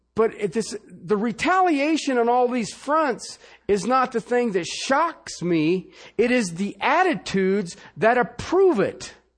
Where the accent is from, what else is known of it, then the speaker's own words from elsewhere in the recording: Ohio, United States; I grew up in Ohio